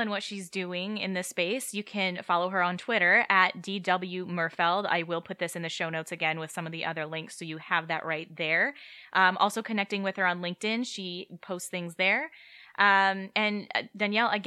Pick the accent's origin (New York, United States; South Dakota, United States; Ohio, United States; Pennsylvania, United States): South Dakota, United States; moved away; so I grew up in the Midwest. I grew up in South Dakota